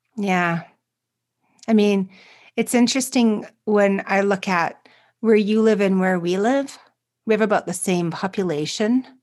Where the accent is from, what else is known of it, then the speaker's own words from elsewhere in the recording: Canada; as a Canadian